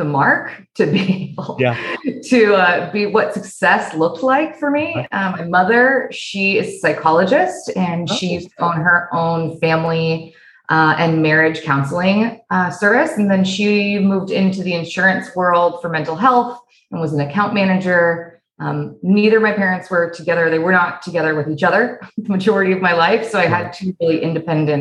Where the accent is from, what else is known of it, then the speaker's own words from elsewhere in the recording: Laguna Beach, California, United States; I'm originally from Laguna Beach, California, Southern California